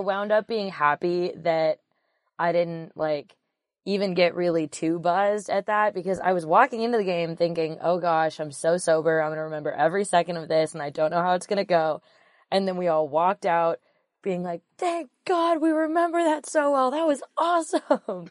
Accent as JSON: {"language": "English", "region": "Pacific Northwest", "country": "United States", "said": "We're all from the Pacific Northwest."}